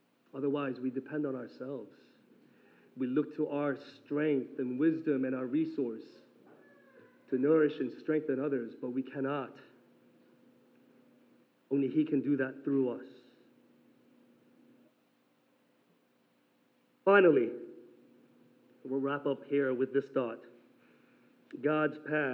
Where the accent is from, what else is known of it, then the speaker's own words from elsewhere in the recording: South Korea; moved away; growing up in Korea and actually seeing this in the countryside